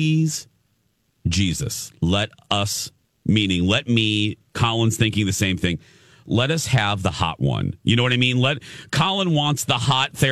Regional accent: Minneapolis, Minnesota, United States; I'm from Minneapolis

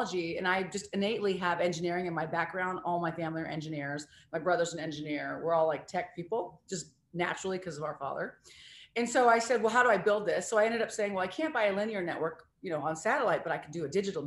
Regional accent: Missouri, United States; moved away; also born or lived in Seattle; I was born in Missouri

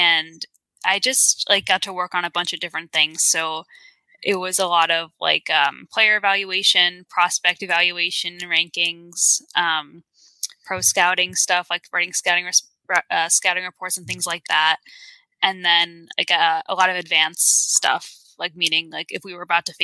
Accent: New York, United States; We're from New York

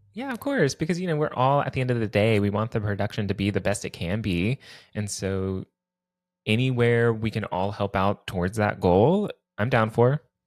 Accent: Texas, United States; now in New York City, United States; I was born and raised in Texas

